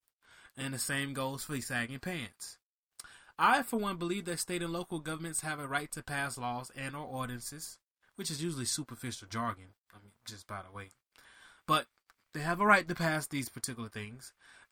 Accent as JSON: {"language": "English", "town": "Miami", "region": "Florida", "country": "United States", "said": "I'm from Miami"}